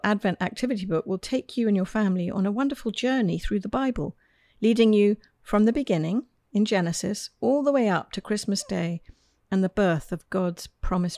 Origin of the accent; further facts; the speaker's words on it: United Kingdom; now in United States; As a Brit first coming to the United States